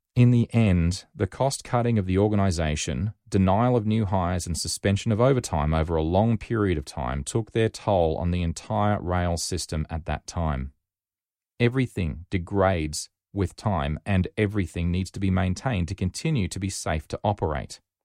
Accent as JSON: {"language": "English", "town": "Rockhampton", "region": "Queensland", "country": "Australia", "also_born_or_lived": "Sydney", "moved": "as an adult", "said": "I was from Rockhampton, not even in the same state."}